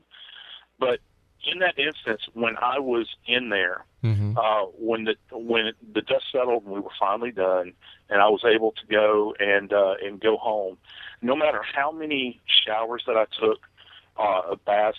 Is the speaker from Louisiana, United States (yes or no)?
yes; New Orleans, Louisiana, United States; moved away as an adult; I love the place. It's my hometown